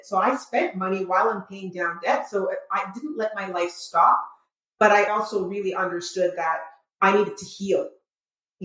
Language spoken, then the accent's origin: English; Montreal, Quebec, Canada; moved away as an adult; also born or lived in Trinidad / New York; now in Michigan, United States; I was raised in Trinidad, grew up in Montreal, but lived most of my life there, and then immigrated